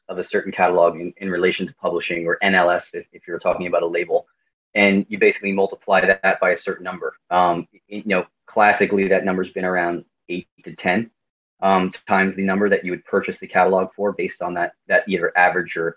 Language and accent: English; Dumont, New Jersey, United States; also born or lived in Emerson, New Jersey; I'm from the area. I'm from Dumont, which is not too far away